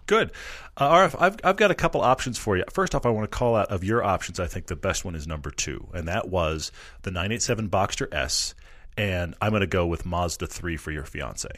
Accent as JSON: {"language": "English", "region": "Texas", "country": "United States", "said": "I'm a Texan"}